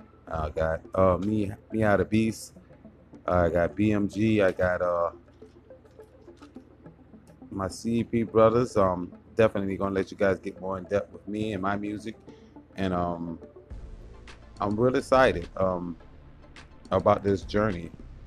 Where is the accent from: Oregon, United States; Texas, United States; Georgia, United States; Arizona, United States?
Georgia, United States; Savannah; I am an artist from Savannah, Georgia